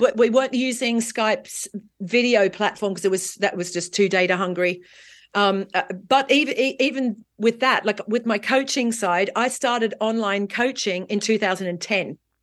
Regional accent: Australia; also born or lived in London, United Kingdom; now in Marbella, Spain; as an Australian who grew up in the sunshine and beach culture

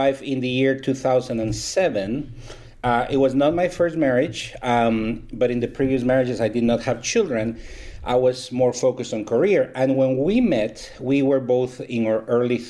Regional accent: Guatemala; moved away as an adult; also born or lived in Texas, United States; now in Dallas, United States; I am Guatemalan. I was born in Guatemala

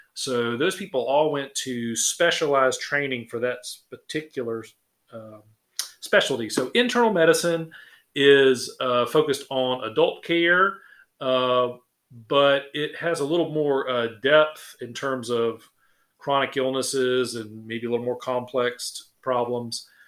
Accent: Sylvania, Georgia, United States; also born or lived in Macon / Savannah; I am from Sylvania. I uh, grew up here

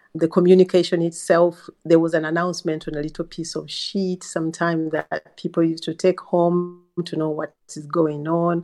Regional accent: Uganda; now in England, United Kingdom; I come from Uganda

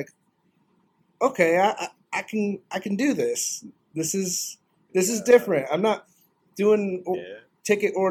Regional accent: North Idaho, United States; moved away as an adult; also born or lived in Spokane, Washington; now in Florida, United States; I didn't grow up in Florida. I grew up in North Idaho.

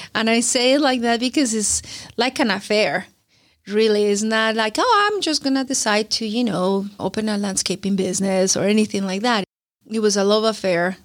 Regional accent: Colombia; moved away; I'm from Colombia. I, I come from a developing country

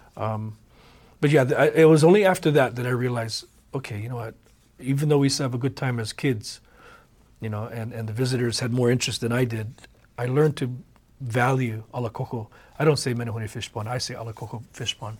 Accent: Oahu, Hawaii, United States; also born or lived in Kauai; I was born and raised here in Oahu

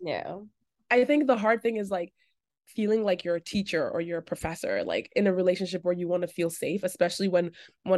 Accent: Toronto, Ontario, Canada; growing up in the Greater Toronto area, you I mean, that's my favorite thing about Toronto is just how incredibly diverse and unforced it is in its diversity.

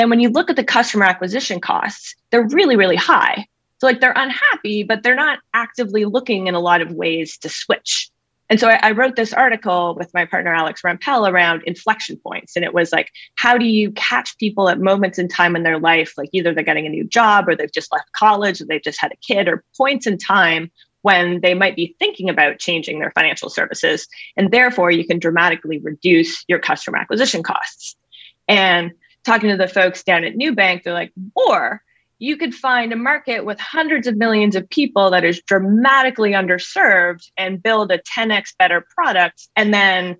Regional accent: Canada; moved away as an adult; also born or lived in California; I grew up in Canada, grew up doing our family finances.

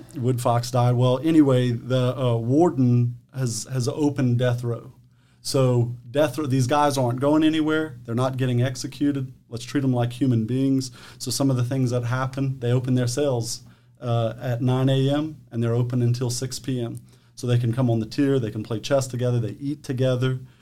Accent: Eunice, Louisiana, United States; also born or lived in Mamou, Louisiana; born and raised in Eunice, Louisiana, St. Landry Parish

